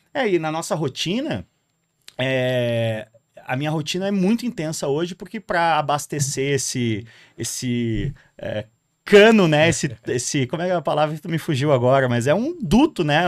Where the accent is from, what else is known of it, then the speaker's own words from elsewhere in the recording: Porto Alegre, Rio Grande do Sul, Brazil; moved away as an adult; now in São Paulo, Brazil; eu sou de Porto Alegre